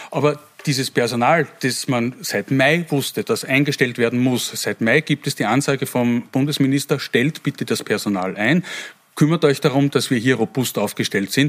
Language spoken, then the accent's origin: German; Wels, Upper Austria, Austria; Äh, ich komme aus Wels